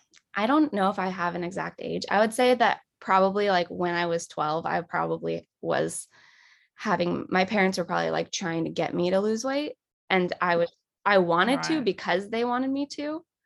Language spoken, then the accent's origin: English; Los Angeles, California, United States; I was born and raised in Los Angeles, and I still live here.